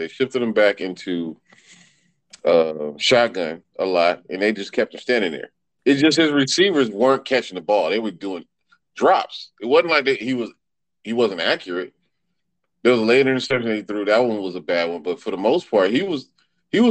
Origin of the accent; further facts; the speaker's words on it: Compton, California, United States; also born or lived in Oakland, California; now in Charlotte, United States; from Compton. Moved to Oakland for about 10 years. Now I live in Charlotte for about, 3 years.